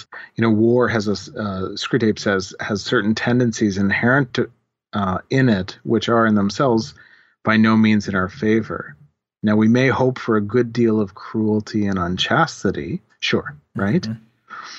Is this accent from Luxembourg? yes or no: no; Canada; I'm a Canadian Christian theologian